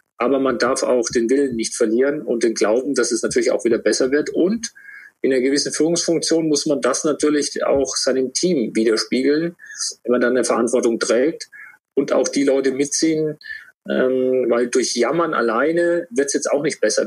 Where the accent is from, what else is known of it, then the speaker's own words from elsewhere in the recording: Würzburg, Bavaria, Germany; bin in Würzburg geboren